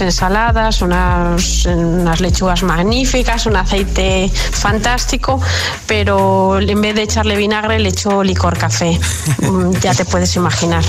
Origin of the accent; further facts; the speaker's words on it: Vigo, Galicia, Spain; fiesta de mi pueblo